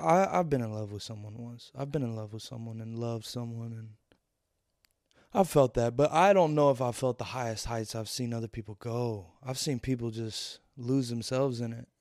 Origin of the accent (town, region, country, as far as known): Louisville, Kentucky, United States; born or raised there